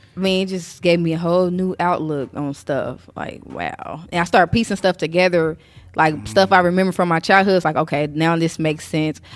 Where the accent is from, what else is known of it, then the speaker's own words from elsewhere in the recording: Indianapolis, Indiana, United States; I'm born and raised in Naptown